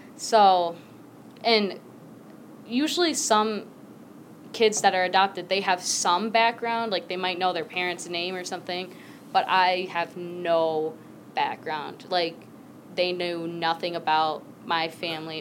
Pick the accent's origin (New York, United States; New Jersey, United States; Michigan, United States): Michigan, United States; also born or lived in Guatemala; Then I was brought to the U.S. here in Michigan. I grew up here. This is where I've been my whole time